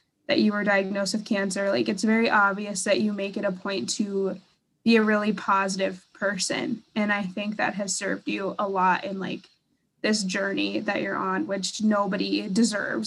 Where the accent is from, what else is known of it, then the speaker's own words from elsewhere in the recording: North Dakota, United States; growing up in North Dakota